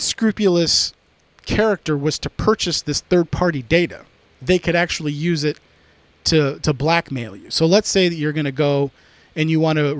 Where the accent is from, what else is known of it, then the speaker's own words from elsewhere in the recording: United States; also born or lived in California; I'm very American.